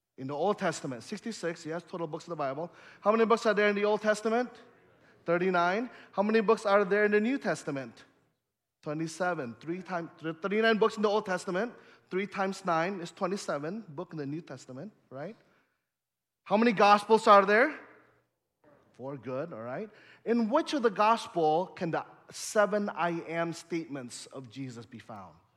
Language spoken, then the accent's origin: English; Indonesia; also born or lived in Bay Area, California, United States / Chicagoland, Illinois, United States; now in Holland, Michigan, United States; I, I grew up in Indonesia